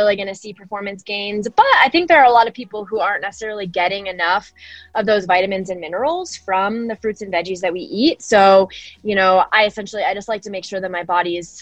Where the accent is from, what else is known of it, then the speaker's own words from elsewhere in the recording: Denver, Colorado, United States; born and raised in Denver, Colorado